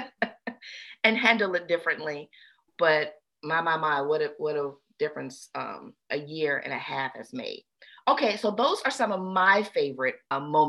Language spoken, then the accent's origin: English; Memphis, Tennessee, United States; I'm from Memphis. This is home